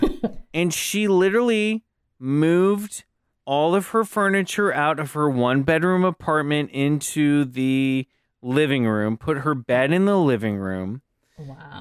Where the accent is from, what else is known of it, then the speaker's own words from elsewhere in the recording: Kansas City, Kansas, United States; I grew up in Kansas City, Kansas.